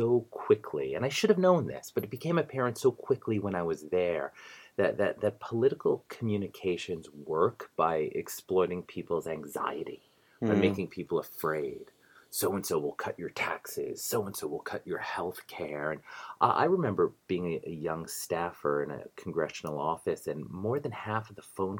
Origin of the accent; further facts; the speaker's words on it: outside of New York City, United States; I'm the son of Italian immigrants, and we grew up outside of New York City